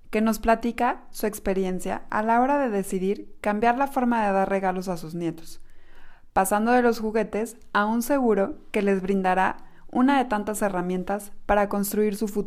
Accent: Mexico; Somos mujeres mexicanas

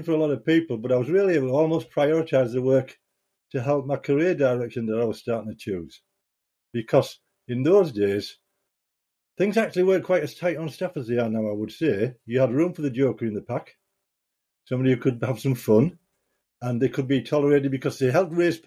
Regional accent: Bridlington, Yorkshire and the Humber, United Kingdom; moved away as an adult; also born or lived in Hessle / Middlesbrough; I was born in Hesle near Hull, and 2 years old moved to Bridlington in East Yorkshire.

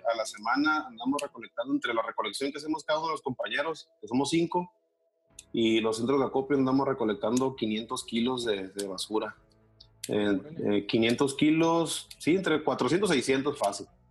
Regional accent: Mexicali, Baja California, Mexico; nací aquí en Mexicali.

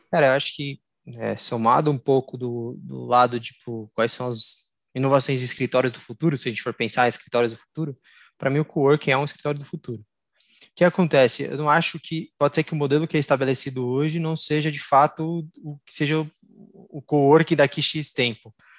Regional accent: São Paulo, Brazil; nascido é, no estado de São Paulo, sou brasileiro

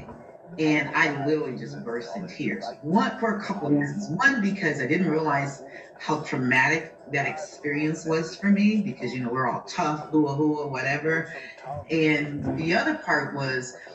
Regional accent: United States; growing up in America

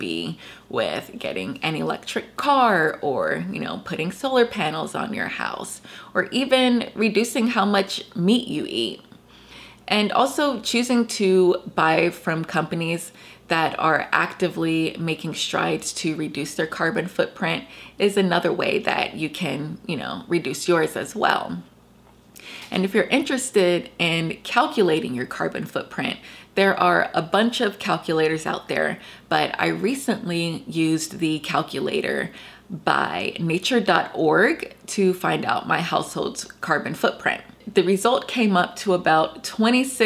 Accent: Georgia, United States; my home state of Georgia

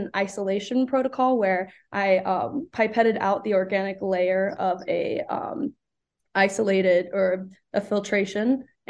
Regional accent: Burlington, North Carolina, United States; I grew up in Burlington, North Carolina, so I've been in North Carolina all of my life.

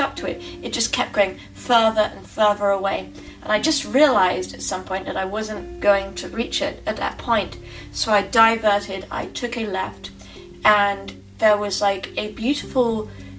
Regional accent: England, United Kingdom; moved away; I'm originally from England

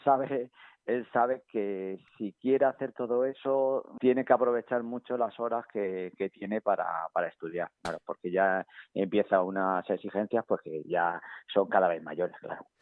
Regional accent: Villafranca de los Caballeros, Castilla-La Mancha, Spain; moved away; en mi pueblo, en Villafranca

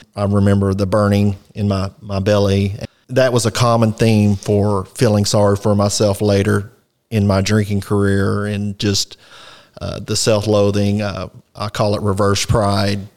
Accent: Fort Worth, Texas, United States; also born or lived in Poolville, Texas; I was born in Fort Worth, South Fort Worth up till my teenage years. I later moved to the country, uh, Poolville, Texas

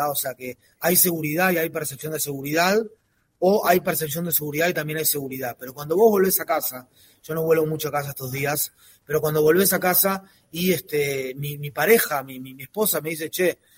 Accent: Montevideo, Uruguay; now in Israel; Yo en lo personal me vine de Montevideo para acá, de Uruguay para acá, eh, hace 21 años

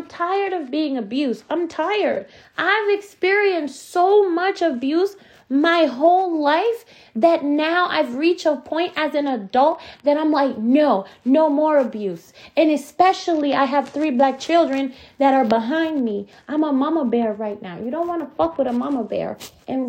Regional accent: United States; moved away as an adult; now in Canada; We're from America. We're not from here. My child was born here, but we've only been here 6 years

